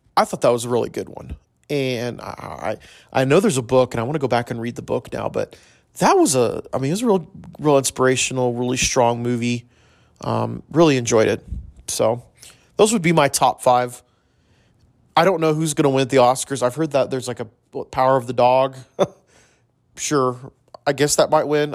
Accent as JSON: {"language": "English", "town": "El Paso", "region": "Texas", "country": "United States", "tie": "born or raised there", "said": "I grew up in El Paso."}